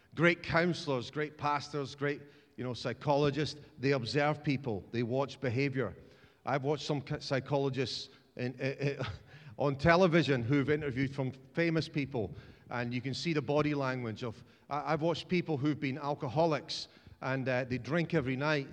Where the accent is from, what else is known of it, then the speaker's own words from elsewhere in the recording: Dundee, Scotland, United Kingdom; I'm from Dundee